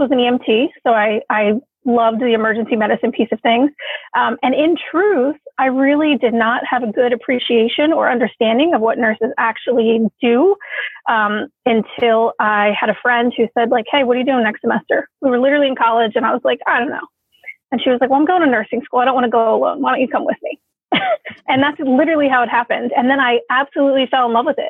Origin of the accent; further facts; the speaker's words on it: Philadelphia, Pennsylvania, United States; also born or lived in California; I was born here in Philadelphia. So that's where I currently reside.